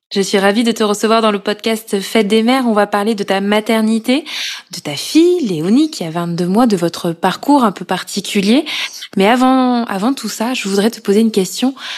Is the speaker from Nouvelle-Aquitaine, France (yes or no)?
yes; Corrèze, Nouvelle-Aquitaine, France; now in Paris, France; Je suis originaire de Corrèze et je vis à Paris depuis 2015